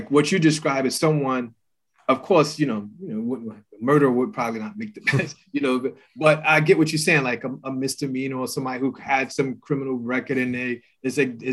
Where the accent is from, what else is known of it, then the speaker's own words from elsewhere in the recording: New York City, New York, United States; I grew up in New York City. And, you know, I grew up in Brooklyn